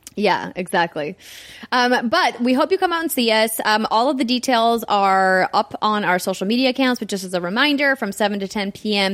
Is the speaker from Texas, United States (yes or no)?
no; Fargo, North Dakota, United States; Fargo, North Dakota. Yes, my hometown